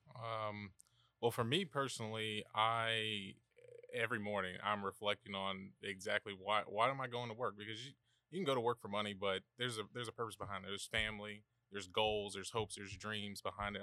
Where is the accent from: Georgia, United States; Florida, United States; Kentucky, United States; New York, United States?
Georgia, United States; Savannah; moved away; born and raised here in Savannah